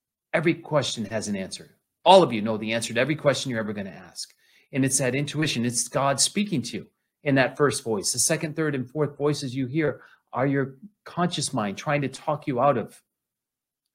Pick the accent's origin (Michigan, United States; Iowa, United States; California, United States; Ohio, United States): Michigan, United States; Flint; I grew up in Flint, Michigan.